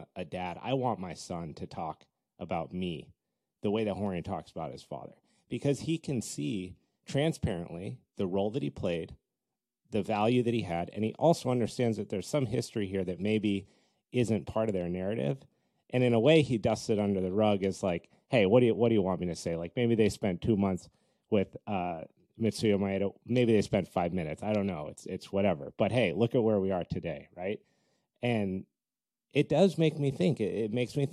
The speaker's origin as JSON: {"language": "English", "region": "Colorado", "country": "United States", "tie": "born or raised there", "moved": "yes", "lives_now": "California, United States", "said": "I grew up in Colorado."}